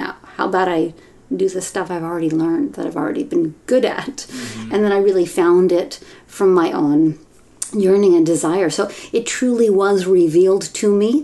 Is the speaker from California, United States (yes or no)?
yes; Mill Valley, California, United States; I grew up in a progressive community in Northern California. I grew up in Mill Valley